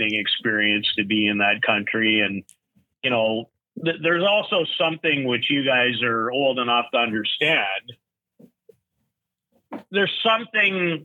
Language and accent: English; Saskatoon, Saskatchewan, Canada; I grew up in Saskatoon